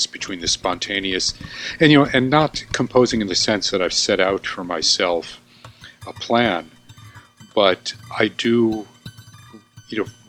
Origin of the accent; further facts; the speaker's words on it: White Plains, New York, United States; also born or lived in Cleveland, Ohio; I'm originally from Cleveland, Ohio, but from age 5 on lived in White Plains, New York until I finished high school